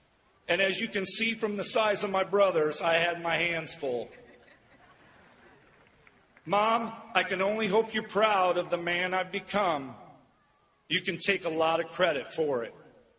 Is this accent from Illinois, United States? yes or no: yes; Peoria, Illinois, United States; the dream I had as a little boy growing up in Peoria did not live in my head, it lived in my heart. I still can't believe this has happened to me, a 13-round draft pick out of Central Illinois.